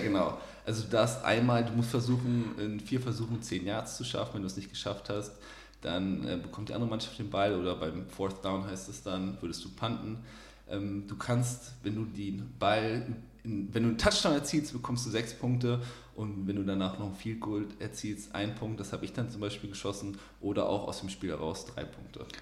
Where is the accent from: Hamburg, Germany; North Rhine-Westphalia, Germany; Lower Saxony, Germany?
Lower Saxony, Germany; Osnabrück; also born or lived in Kiel / Munich; now in Cologne, Germany; Also ich bin nicht in Osnabrück geboren, aber meine Familie wohnt ja auch noch da und das würde ich Osnabrück würde ich jetzt so als Heimat bezeichnen.